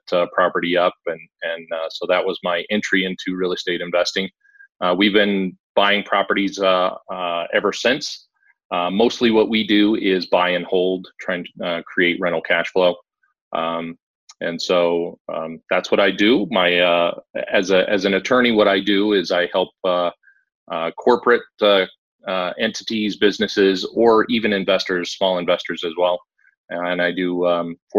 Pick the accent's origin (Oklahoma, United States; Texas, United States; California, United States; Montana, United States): Montana, United States; moved away; also born or lived in Midwest / Dayton, Ohio; I grew up in Montana, ended up spending a lot of time in the Midwest